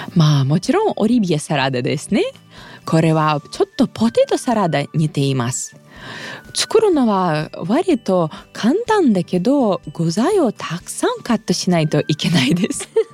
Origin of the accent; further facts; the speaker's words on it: Russia; 私ロシア人